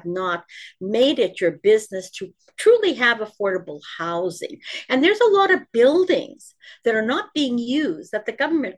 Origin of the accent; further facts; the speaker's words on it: Ontario, Canada; I'm from Ontario